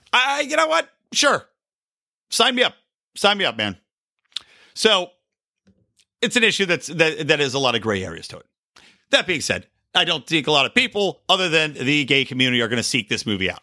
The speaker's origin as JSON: {"language": "English", "town": "Philadelphia", "region": "Pennsylvania", "country": "United States", "moved": "yes", "lives_now": "West Coast, United States", "said": "I'm from Philadelphia"}